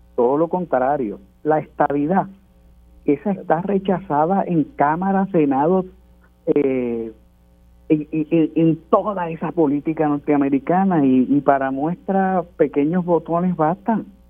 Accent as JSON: {"language": "Spanish", "country": "Puerto Rico"}